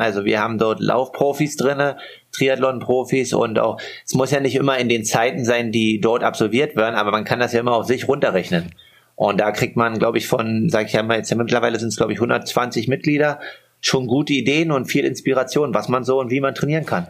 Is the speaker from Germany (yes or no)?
yes; Altmark, Saxony-Anhalt, Germany; born or raised there; moved away